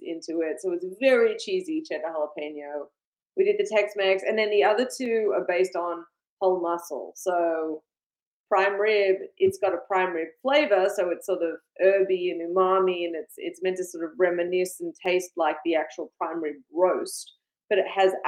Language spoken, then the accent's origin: English; Australia; moved away as an adult; now in United States; I grew up in Australia